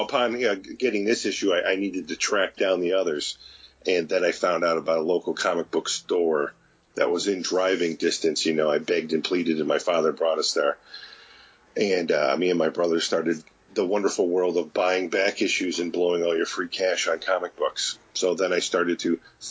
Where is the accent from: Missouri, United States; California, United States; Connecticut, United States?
Connecticut, United States; I'm from Connecticut, and in Connecticut, growing up, there wasn't really any comic book stores in my area when I was young